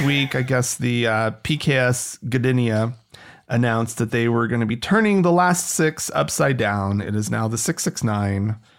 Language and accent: English; United States; As an American